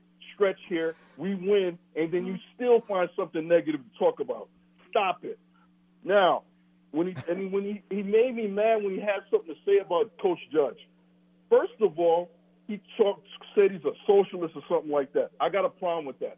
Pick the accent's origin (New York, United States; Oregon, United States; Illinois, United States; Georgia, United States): New York, United States; New York City; moved away as an adult; also born or lived in Brooklyn, New York; now in Wisconsin, United States; I live here in Wisconsin, okay? I lived here for 22 years, but I was born in Brooklyn and raised in Queens.